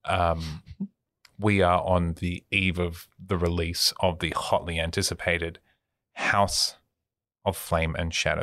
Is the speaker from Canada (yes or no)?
no; Australia; as an Australian who lives in this culture